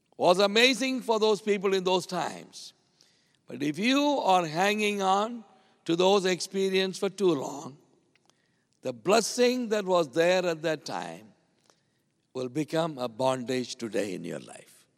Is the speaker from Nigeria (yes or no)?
no; India; I came a long way from India